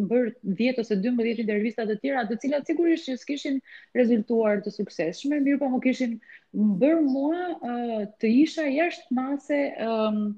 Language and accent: Albanian; Korçë, Korçë County, Albania; moved away as an adult; now in Tirana, Albania; studimet e larta i kam bërë në në qytetin tim të lindjes në Korçë